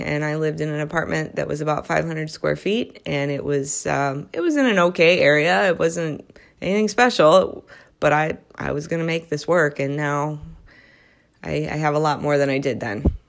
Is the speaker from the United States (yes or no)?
yes; Midwest, United States; moved away as an adult; now in Southern California, United States; I am a Midwesterner. I grew up in the Midwest